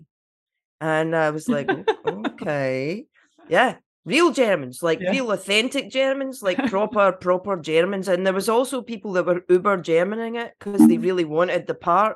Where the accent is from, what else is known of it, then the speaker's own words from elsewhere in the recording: Cumbernauld, Scotland, United Kingdom; also born or lived in Glasgow; I did grow up in Cumbernauld. I'm first generation Cumbernauld